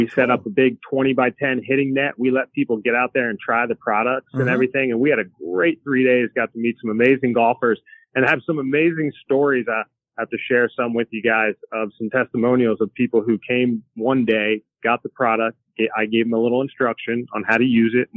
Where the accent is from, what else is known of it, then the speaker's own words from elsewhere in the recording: Hershey, Pennsylvania, United States; moved away as an adult; also born or lived in Myrtle Beach, South Carolina; now in Florida, United States; I grew up in the Hershey area of Pennsylvania